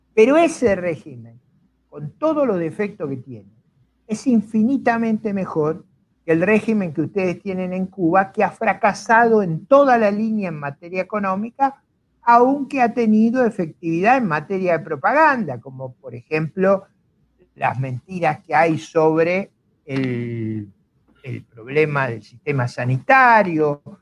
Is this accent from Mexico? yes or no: no; Argentina; yo no vengo de las familias eh, ricas y fundadoras de Argentina. Mis abuelos son inmigrantes